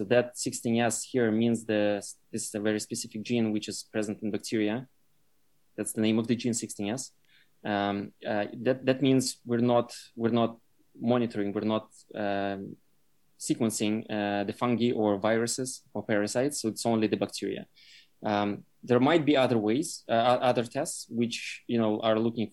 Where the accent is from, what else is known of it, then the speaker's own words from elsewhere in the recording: Russia; moved away; I grew up in Russia